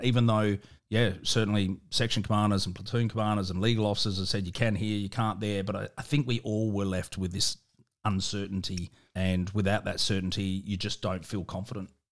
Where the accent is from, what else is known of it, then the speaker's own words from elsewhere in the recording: South Australia, Australia; also born or lived in Victoria; although I was born in, in Victoria, I consider myself a proud South Australian and, uh, and I grew up in South Australia